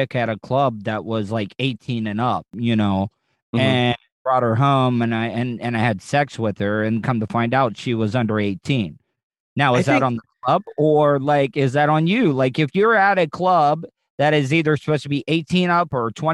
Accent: United States; us as Americans

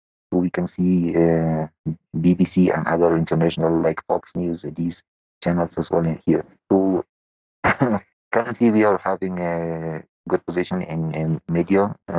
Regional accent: Afghanistan; English is a second language; As you know, normally in Afghanistan, like the same like other countries, we start the school at age 7.

